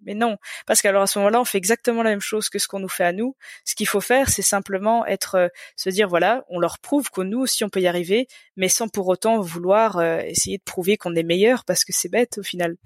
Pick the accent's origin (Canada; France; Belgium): Belgium; je suis belge